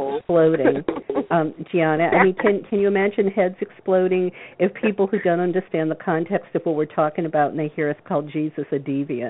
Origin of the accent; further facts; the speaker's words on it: the South, United States; I grew up in the South